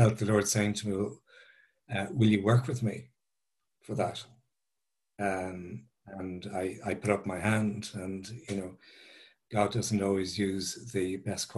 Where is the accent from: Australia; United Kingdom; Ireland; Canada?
Ireland; Dublin, Leinster; I'm an Irish guy. I grew up in South Dublin